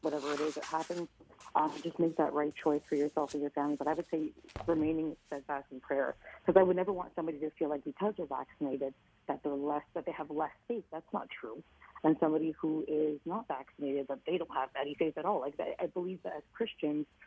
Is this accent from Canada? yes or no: yes; Canada; I used to pride myself on being a Canadian, and having parents immigrate from Africa